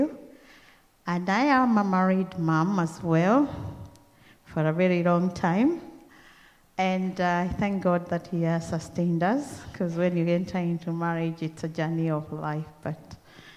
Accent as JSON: {"language": "English", "country": "Kenya", "accent": "Kenyan", "moved": "as an adult", "lives_now": "Australia", "said": "I came here with my own Kenyan accent."}